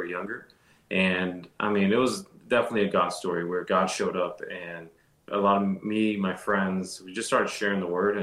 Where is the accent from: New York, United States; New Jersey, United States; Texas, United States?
Texas, United States; Dallas; moved away as an adult; now in Nashville, United States; I grew up in Dallas, Texas.